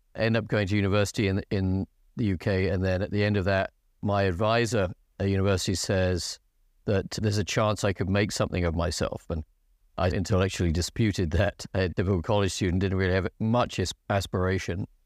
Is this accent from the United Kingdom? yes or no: yes; England, United Kingdom; moved away as an adult; also born or lived in United States; I fell in the English quota